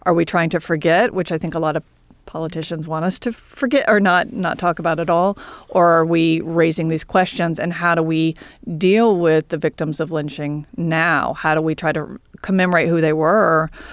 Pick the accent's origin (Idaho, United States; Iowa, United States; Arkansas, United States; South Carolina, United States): South Carolina, United States; Columbia; I'm from Columbia, South Carolina